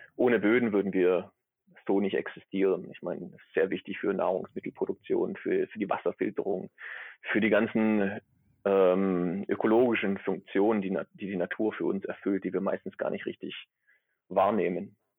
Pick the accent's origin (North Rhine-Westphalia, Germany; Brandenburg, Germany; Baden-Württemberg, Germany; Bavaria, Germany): Baden-Württemberg, Germany; near Stuttgart; accent: Swabian; moved away as an adult; also born or lived in Gießen; now in Neumayer Station III, Antarctica; ich bin aus der Nähe von Stuttgart, das hört man wahrscheinlich auch, auch ab und zu. Ne, ganz los bin ich den schwäbischen Dialekt nicht, nicht geworden.